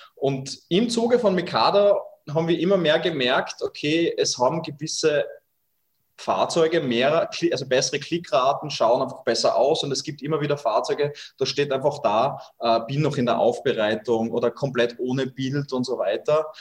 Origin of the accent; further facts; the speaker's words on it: Austria; Bei uns in Österreich